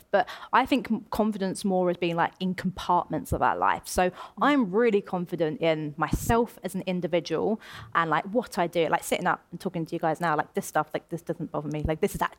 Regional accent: Essex, East of England, United Kingdom; moved away as an adult; now in London, United Kingdom; I'm born and raised in Essex

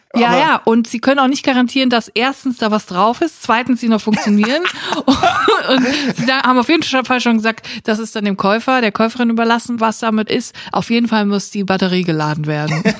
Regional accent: Siegerland, North Rhine-Westphalia, Germany; now in Cologne, Germany; ich komme aus dem Siegerland

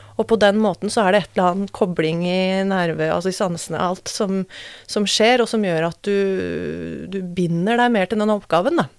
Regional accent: Norway; Født og oppvokst i Norge

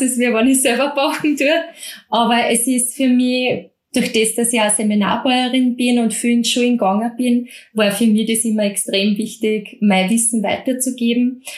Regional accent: Mostviertel, Lower Austria, Austria; Ich komme aus dem Mostviertel

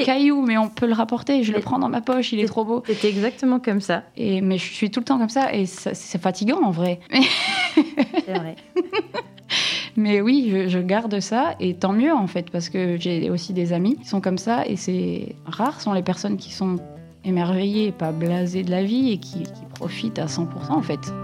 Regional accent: Lille, Hauts-de-France, France; accent: ch'ti; moved away as an adult; Alors en Ch'tiland, je suis née à Lille et j'ai vraiment grandi à 15 minutes de Lille jusqu'à mes 30 ans

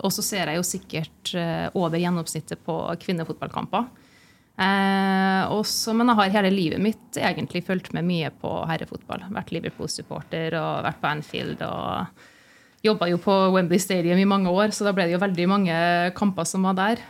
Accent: Trondheim, Trøndelag, Norway; moved away as an adult; also born or lived in Lancaster, England; jeg er jo født og oppvokst i Trondheim

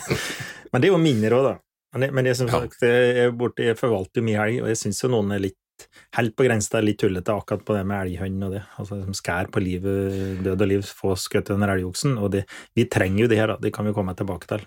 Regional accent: Finnskogen, Innlandet, Norway; accent: Finnskogen dialect

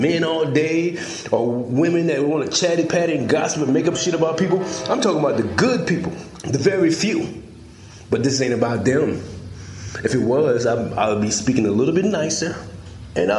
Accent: South Carolina, United States; It's a place right here in America. Right here in South Carolina

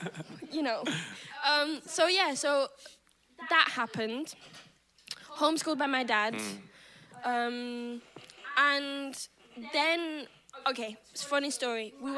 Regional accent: Manchester, North West England, United Kingdom; I was brought up in Manchester.

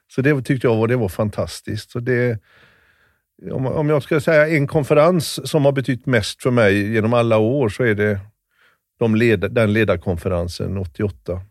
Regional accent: Kungälv, Västra Götaland, Sweden; Komarken är... Där växte jag upp sen.

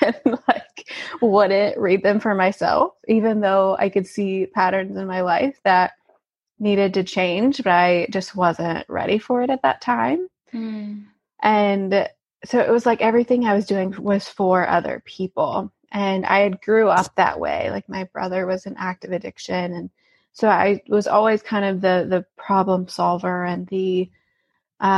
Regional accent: Alabama, United States; moved away as an adult; also born or lived in St. Louis; I grew up in Alabama, so I grew up in a very southern town

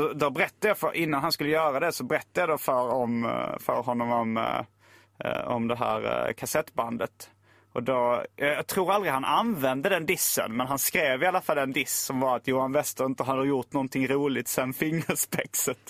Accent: Lund, Skåne, Sweden; also born or lived in Hjärup; jag är uppvuxen i Lund, eller jag bodde där när högstadiet, gymnasiet

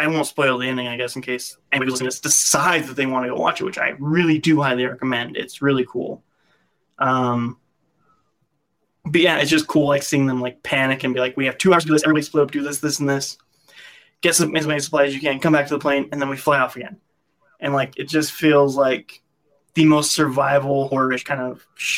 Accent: United States; as an American

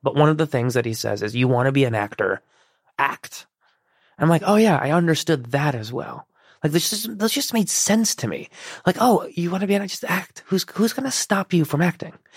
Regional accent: Chicago, Illinois, United States; born or raised there; first language Persian; English is a second language; also born or lived in Iran

